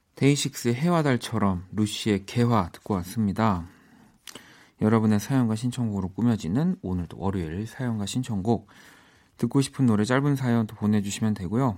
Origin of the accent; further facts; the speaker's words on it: Seoul, South Korea; I'm from 서울.